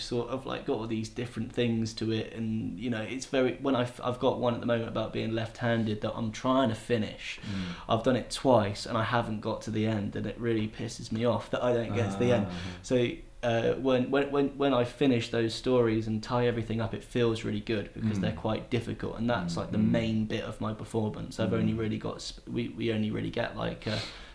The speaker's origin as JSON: {"language": "English", "region": "England", "country": "United Kingdom", "moved": "as an adult", "lives_now": "Chengdu, China", "said": "I'm a young man, I'm from England"}